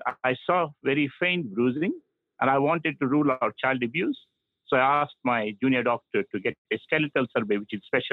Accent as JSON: {"language": "English", "region": "South India", "country": "India", "said": "I'm from South India"}